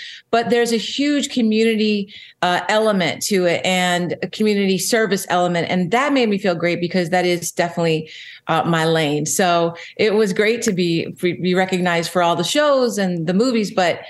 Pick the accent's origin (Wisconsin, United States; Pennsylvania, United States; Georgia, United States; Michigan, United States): Pennsylvania, United States; Philadelphia; now in Los Angeles, United States; When I came to LA from Philadelphia many years ago and walked along that boulevard, I remember looking down going, maybe I could get one of these one day.